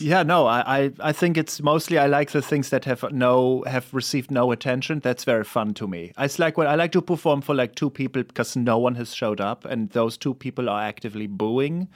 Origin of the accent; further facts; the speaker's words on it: Erlangen, Bavaria, Germany; moved away; I'm from Erlangen, which is close to Nürnberg.